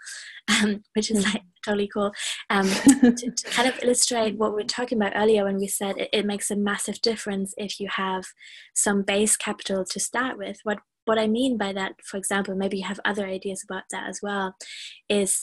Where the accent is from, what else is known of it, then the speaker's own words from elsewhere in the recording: Germany; now in United Kingdom; I am from Germany